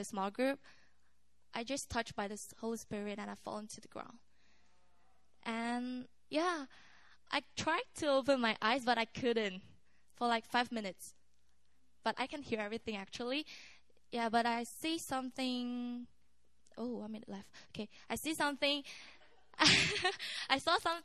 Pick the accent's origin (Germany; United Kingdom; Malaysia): Malaysia; English is a second language; moved away as an adult; now in Korea; from Malaysia